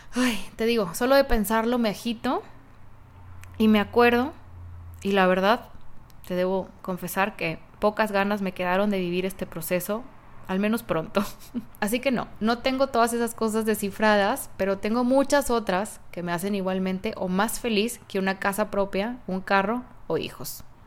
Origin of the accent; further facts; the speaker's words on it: Guadalajara, Jalisco, Mexico; moved away; Hace 35 años nací en Guadalajara, Jalisco